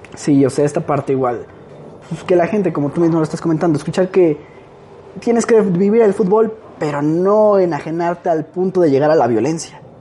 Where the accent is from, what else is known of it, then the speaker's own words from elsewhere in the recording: Mexico; somos los mexicanos